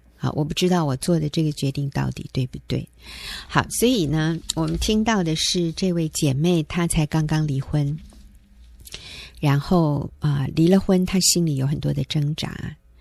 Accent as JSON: {"language": "Chinese", "country": "Taiwan", "said": "我们台湾人就习惯说 feel"}